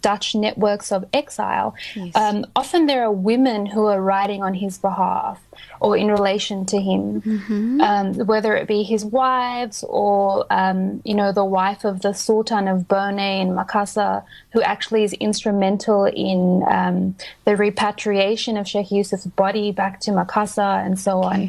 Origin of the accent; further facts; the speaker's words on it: Australia; moved away as an adult; also born or lived in South Africa / Cape Town, South Africa; now in Princeton, United States; But we moved to Australia when I was very young. And I was raised there